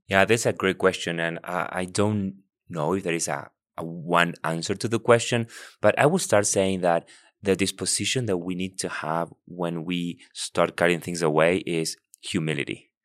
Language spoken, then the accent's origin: English; Buenos Aires, Argentina; now in United States; I was born and raised in Argentina, and I once, I, I, I, I'm from Buenos Aires, the capital